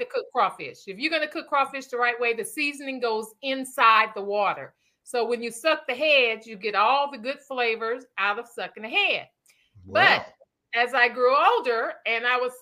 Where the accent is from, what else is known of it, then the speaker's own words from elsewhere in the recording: Louisiana, United States; now in Houston, United States; we grew up in Louisiana eating crawfish